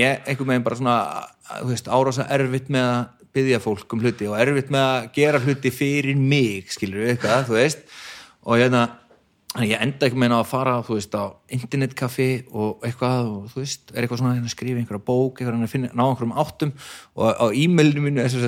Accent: Garðabær, Capital Region, Iceland; kem bara úr FG, úr Garðabænum

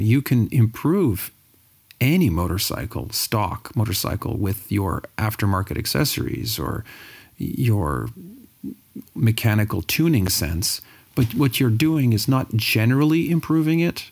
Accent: Sudbury, Ontario, Canada; I'm from Sudbury, Ontario.

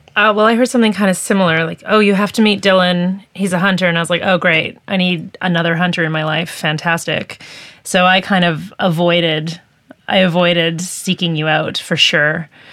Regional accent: Peace River Valley, British Columbia, Canada; I grew up in the Peace River Valley

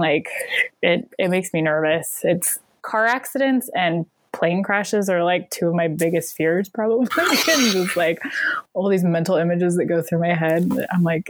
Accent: Bellingham, Pacific Northwest, United States; also born or lived in Glasgow, Scotland; I'm from the Pacific Northwest

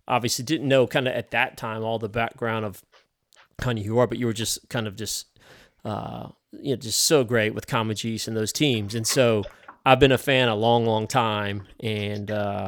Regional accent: upstate New York, United States; I was from upstate New York, so I take no claim to being a city guy.

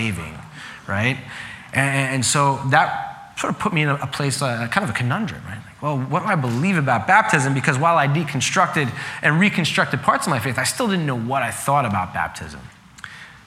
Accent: Long Island, New York, United States; I grew up in Long Island, and most people in Long Island are Catholic.

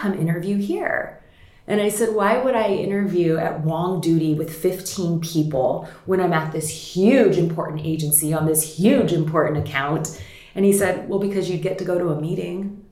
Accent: Hawaii, United States; I grew up in Hawaii, which is quite unique.

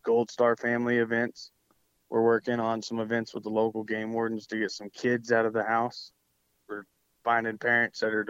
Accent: Georgia, United States; now in Texas, United States; I'm from Georgia. All my family's out there

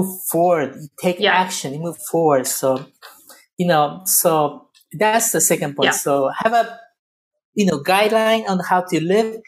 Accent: Japan; also born or lived in Lebanon; now in United States; I was born in Japan. I lived in Lebanon. I live in the U.S.

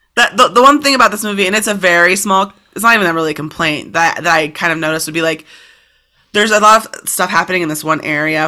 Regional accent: United States; as an American

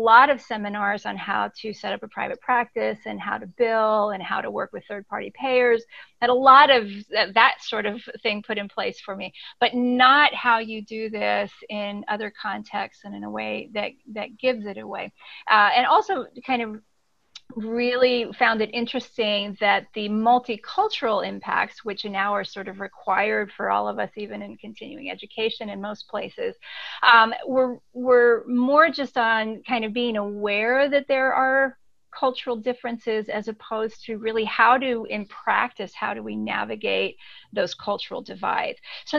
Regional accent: Ecuador; So I grew up cross-culturally my entire life. My parents were missionaries. I grew up in Ecuador and grew up with this experience of being suspended between cultures in a way.

